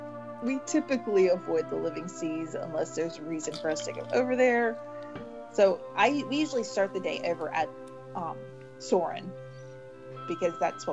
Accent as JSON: {"language": "English", "region": "Florida", "country": "United States", "tie": "born or raised there", "said": "I grew up in Florida, and I grew up with manatees. I lived on a creek that was right off of the St. John's River, so we saw manatees all the time"}